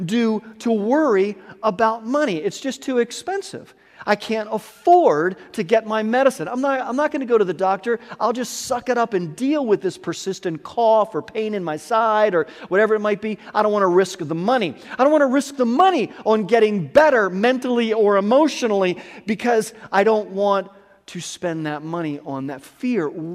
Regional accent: United States; I can only speak as an American

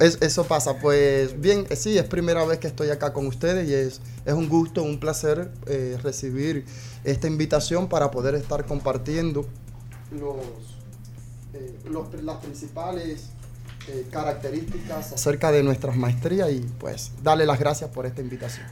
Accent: Cuba; now in El Salvador; soy original de Cuba soy cubano

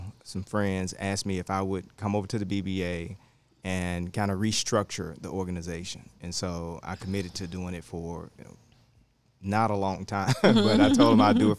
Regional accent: Memphis, Tennessee, United States; I grew up in South Memphis

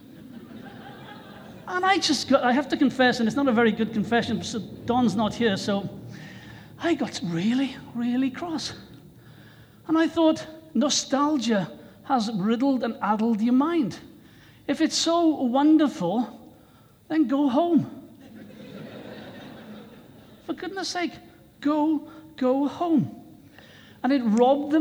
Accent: Wales, United Kingdom; my own country of Wales

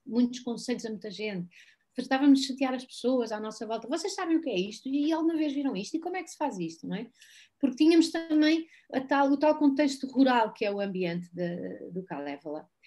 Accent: Algarve, Portugal; eu cresci no Algarve, eu vim para o Algarve com três anos

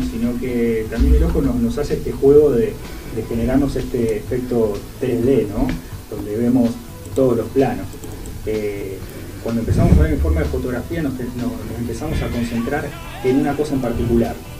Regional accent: General Roca, Río Negro, Argentina; moved away; yo soy allá de General Roca de Río Negro

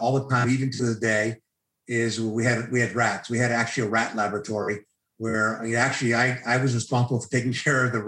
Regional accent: Needham, Massachusetts, United States; also born or lived in Marshfield, Massachusetts; now in Toronto, Canada; So I grew up in the suburbs of Boston. I grew up in Needham, which is a suburb of Boston.

